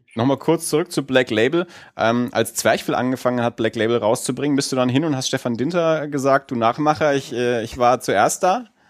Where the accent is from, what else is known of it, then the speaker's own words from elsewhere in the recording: Erlangen, Bavaria, Germany; wir sind ja beide aus Erlangen